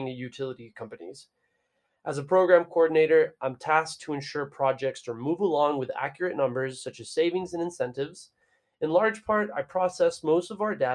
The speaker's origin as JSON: {"language": "English", "town": "Brownsville", "region": "Texas", "country": "United States", "tie": "born or raised there", "said": "I was born and raised in Rio Grande Valley in a town called Brownsville, the border by the sea, as it's known"}